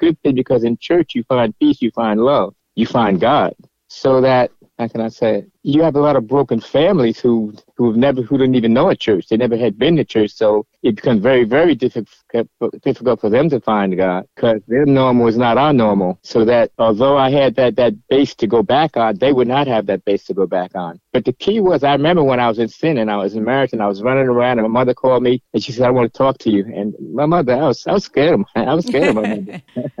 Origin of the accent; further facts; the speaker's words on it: Newark, New Jersey, United States; I was born and raised in Newark, New Jersey.